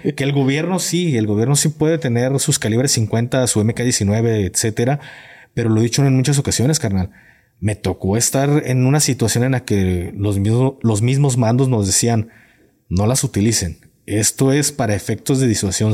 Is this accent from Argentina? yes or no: no; Jalisco, Mexico; yo vengo de Jalisco